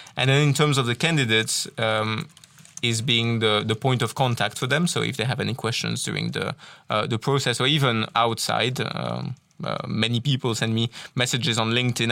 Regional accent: Tournai, Wallonia, Belgium; first language French; English is a second language; moved away; also born or lived in England / Ireland / Wales; I originally come from Tournai. So, as you can probably hear from my accent, uh, I'm a French speaker originally

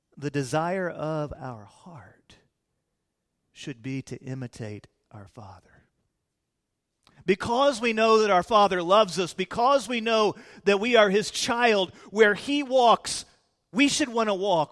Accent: Fort Worth, Texas, United States; also born or lived in Illinois; we moved to Fort Worth when I was about eight years of age

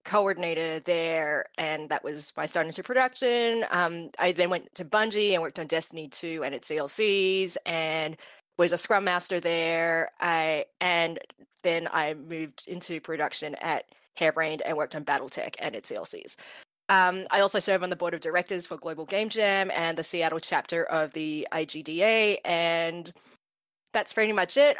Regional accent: Australia; moved away; I'm Australian, and you can do law as an undergrad there

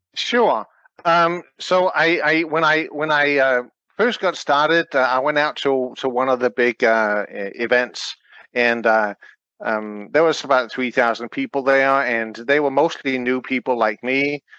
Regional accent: Denmark; now in United States; I'm from Denmark.

